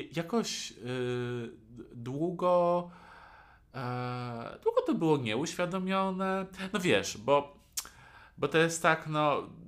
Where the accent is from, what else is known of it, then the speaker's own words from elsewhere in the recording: near Warsaw, Masovian Voivodeship, Poland; no ja jestem spod Warszawy, więc ja mieszkałem w, dalej pod Warszawą